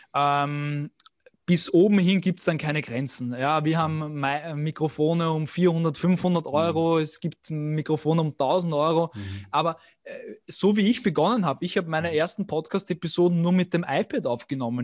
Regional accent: Vienna, Austria; bin aus Wien

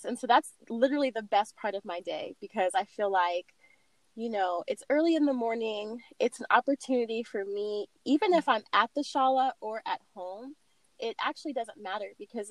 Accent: California, United States; also born or lived in Oregon; now in Atlanta, United States; I'm originally from California

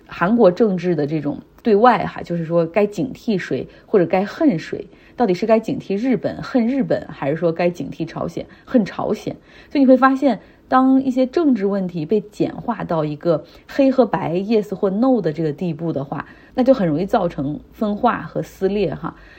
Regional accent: Harbin, Heilongjiang, China; 像我老家哈尔滨

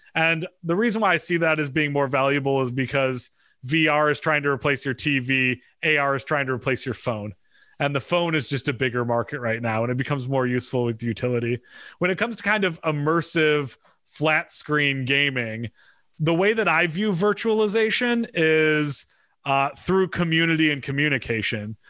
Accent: Michigan, United States; moved away; I grew up in Michigan

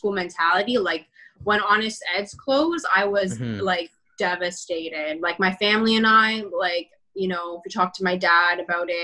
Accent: Toronto, Ontario, Canada; I was born in Rexdale and I grew up right behind the Rexdale Mall for a bit of my childhood.

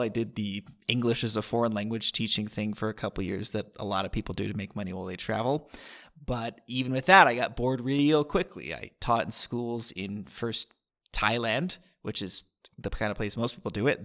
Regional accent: San Diego, California, United States; moved away as an adult; also born or lived in Costa Rica; now in Vilcabamba, Ecuador; I grew up in San Diego

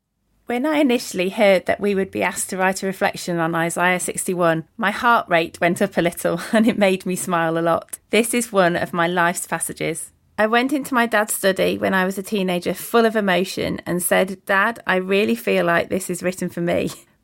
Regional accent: Lincolnshire, East Midlands, United Kingdom; I'm from a village in Lincolnshire, so East Midlands in the UK.

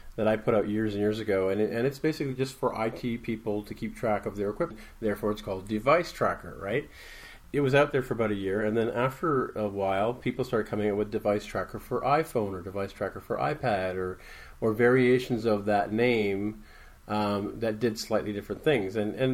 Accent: Toronto, Ontario, Canada; now in -; I'm regularly from Toronto, Ontario, but we're recording live at 360i Dev in Denver, Colorado.

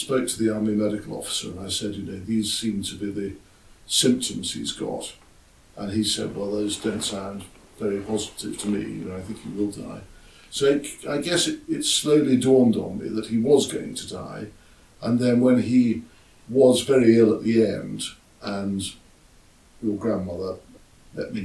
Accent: Scotland, United Kingdom; moved away as an adult; also born or lived in Sussex; I was brought up in Scotland from the age of seven until I eventually left home

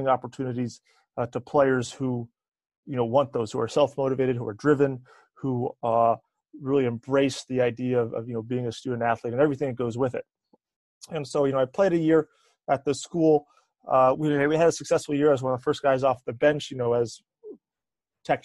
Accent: Eastern North Carolina, United States; moved away; I'm originally from Eastern North Carolina, so about halfway between Raleigh and the beach.

